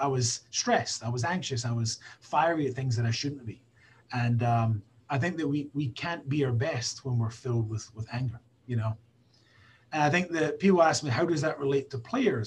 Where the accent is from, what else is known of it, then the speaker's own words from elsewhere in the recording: Scotland, United Kingdom; I'm a Scottish guy